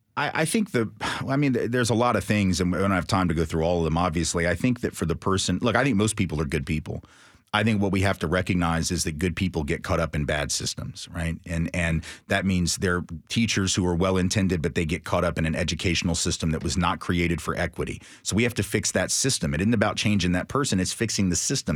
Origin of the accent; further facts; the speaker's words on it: Nashville, Tennessee, United States; I grew up in Green Hills, like a lot of white middle class kids did